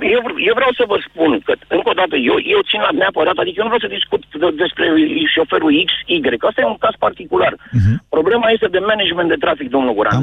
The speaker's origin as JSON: {"language": "Romanian", "region": "Bucharest", "country": "Romania", "said": "eu sunt taximetrist de profesie și sunt din București"}